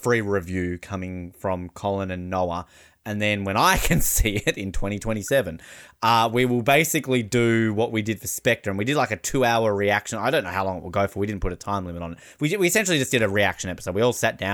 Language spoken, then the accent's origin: English; Australia; I'm an Australian